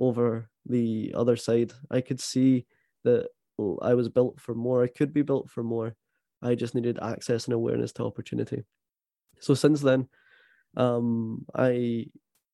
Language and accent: English; Prestwick, Scotland, United Kingdom; accent: Scottish; I am very much Scottish. I was born in the west coast of Scotland in a sunny seaside town called Prestwick.